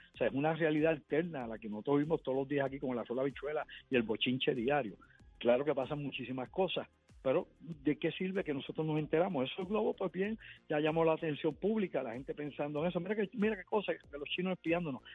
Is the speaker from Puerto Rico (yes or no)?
yes; Puerto Rico